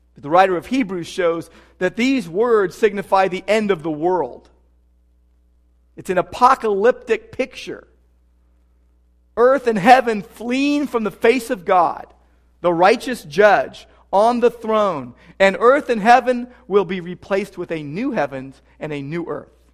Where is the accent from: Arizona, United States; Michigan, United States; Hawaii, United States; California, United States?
California, United States; Southern; also born or lived in Downey / Sylmar / Whittier; Growing up in Southern California